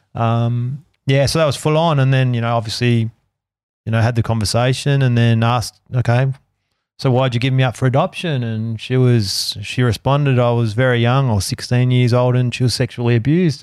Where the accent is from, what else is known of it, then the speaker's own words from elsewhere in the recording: Melbourne, Victoria, Australia; I was born in the Royal Women's Hospital